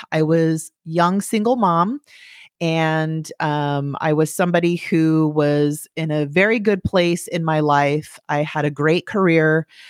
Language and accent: English; California, United States; moved away; I grew up in California